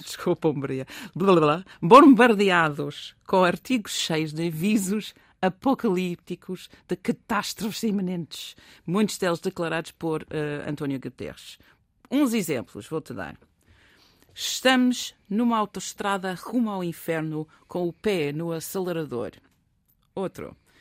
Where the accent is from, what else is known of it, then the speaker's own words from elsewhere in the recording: England, United Kingdom; moved away; Eu sou inglesa